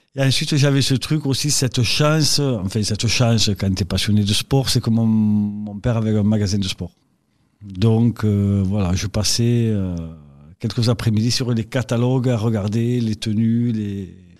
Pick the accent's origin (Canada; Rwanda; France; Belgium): France; Lavelanet, Occitania; also born or lived in Toulouse; Originaire de Lavelanet, donc pays d'Olme, euh, département l'Ariège